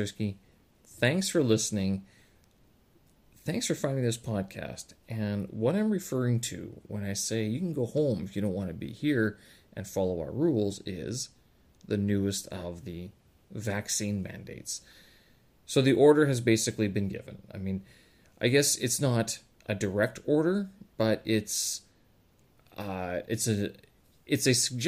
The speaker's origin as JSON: {"language": "English", "country": "Canada", "moved": "yes", "lives_now": "China", "said": "I were to go back to Canada"}